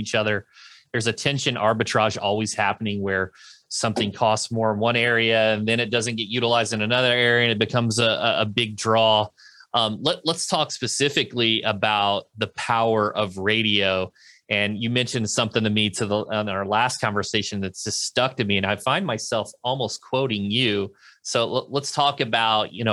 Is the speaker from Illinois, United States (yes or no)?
yes; Carbondale, Illinois, United States; where I grew up in Carbondale, Illinois